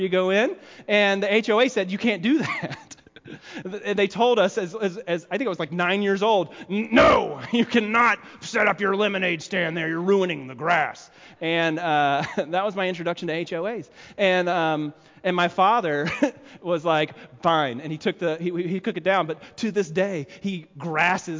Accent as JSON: {"language": "English", "region": "the South", "country": "United States", "accent": "southern", "moved": "yes", "said": "I'm from the South"}